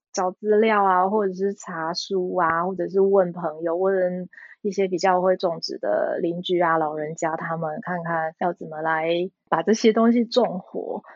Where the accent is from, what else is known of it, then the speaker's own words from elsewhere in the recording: Taiwan; now in Belgium; 我觉得我们台湾人的警觉性都算比较高